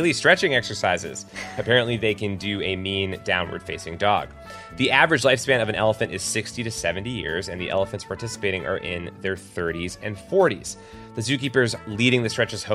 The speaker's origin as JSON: {"language": "English", "town": "Cincinnati", "region": "Ohio", "country": "United States", "tie": "born or raised there", "said": "This is my hometown zoo"}